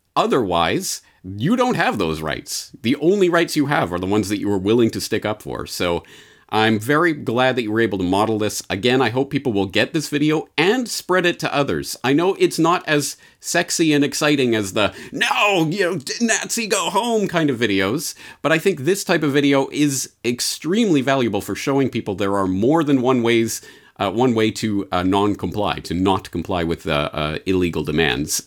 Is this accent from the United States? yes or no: no; Canada; moved away as an adult; as a Canadian, I feel like I should be able to understand what's happening here. But not only have I been out of the country for 17 years